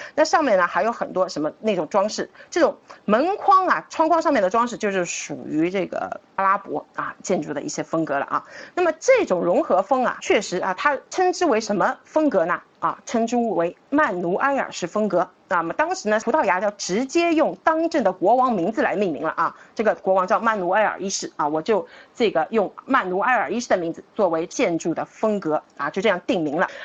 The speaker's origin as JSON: {"language": "Chinese", "region": "Shanghai", "country": "China", "said": "我们上海人"}